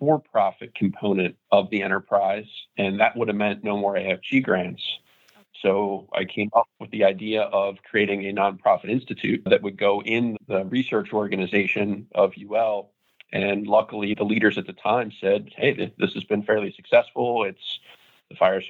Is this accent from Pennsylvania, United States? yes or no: yes; Broomall, Pennsylvania, United States; my hometown of Broomall, Pennsylvania